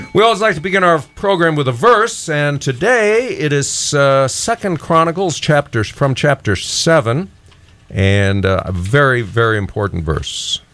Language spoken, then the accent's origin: English; Texas, United States; I'm a native Texan